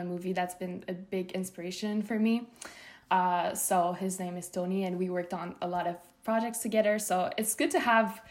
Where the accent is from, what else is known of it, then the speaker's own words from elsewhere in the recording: Montreal, Quebec, Canada; moved away as an adult; also born or lived in Los Angeles, United States; I'm from Canada, Montreal, and I'm moving to the States back again